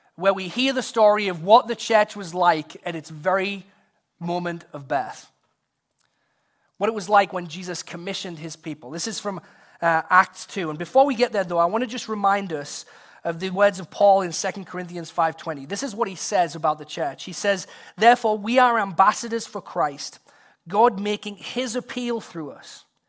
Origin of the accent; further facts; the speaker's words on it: England, United Kingdom; now in United States; in high school in England, visiting my, uh, grandparents who lived close to the school